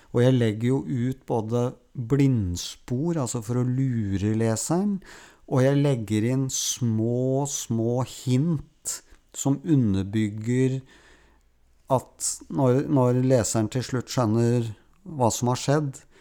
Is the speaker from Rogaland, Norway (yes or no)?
no; Oslo, Norway; Erik Fossnes Hansen, Jan Kjærstad og jeg vokste jo opp alle sammen på Grorud